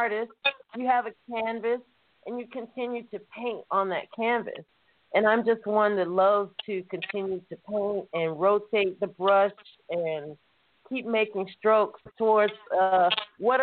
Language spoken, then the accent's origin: English; Atlanta, Georgia, United States; moved away; also born or lived in California / England; originally I'm from Atlanta